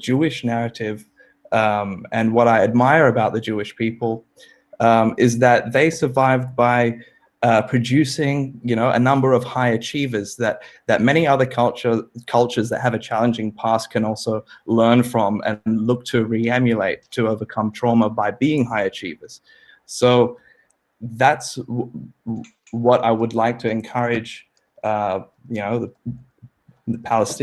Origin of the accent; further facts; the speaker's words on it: Australia; also born or lived in New York City, United States; I was born in New York City, and came to Australia when I was 3 months old.